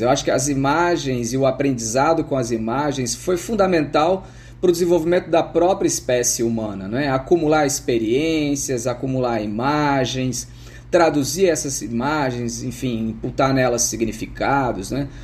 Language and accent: Portuguese; Franca, São Paulo, Brazil; Eu sou do interior de São Paulo, da cidade de Franca